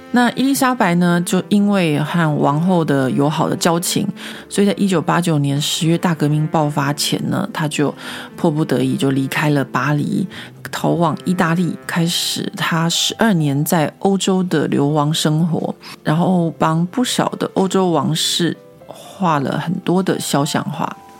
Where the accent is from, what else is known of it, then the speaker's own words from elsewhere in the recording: Taiwan; now in Paris, France; 我自己小时候在台湾长大念历史课的经验